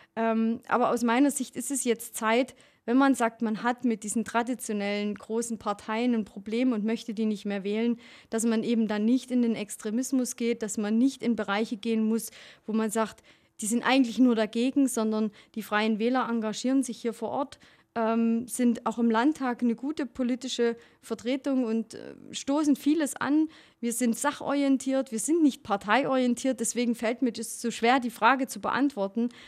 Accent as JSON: {"language": "German", "area": "Erzgebirge", "region": "Saxony", "country": "Germany", "tie": "born or raised there", "accent": "Saxon / mixed with Allgäu", "moved": "as an adult", "lives_now": "Allgäu, Germany", "said": "ich komme aus dem Erzgebirge und habe da natürlich ähm, eine, eine politische Erfahrung als Kind gemacht und als Jugendliche"}